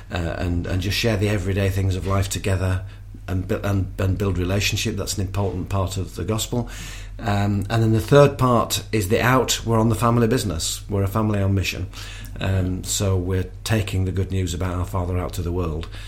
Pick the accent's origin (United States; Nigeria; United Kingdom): United Kingdom; England; uh, I'm a Brit, and uh